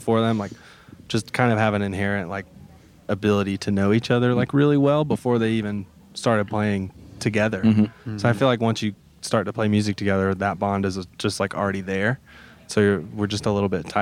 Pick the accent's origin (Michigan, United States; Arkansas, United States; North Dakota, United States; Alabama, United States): Alabama, United States; Birmingham; now in Nashville, United States; I'm from a neighborhood. I grew up in Bluff Park